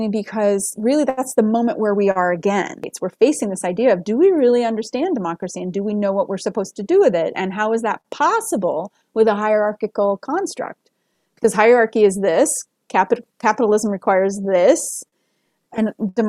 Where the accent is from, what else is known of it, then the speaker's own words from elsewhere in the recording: United States; As an American